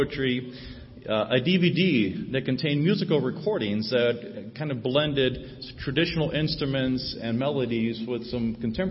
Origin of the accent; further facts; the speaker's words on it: St. Marys, Ohio, United States; moved away as an adult; also born or lived in North Carolina / West Asia; I grew up in St. Mary's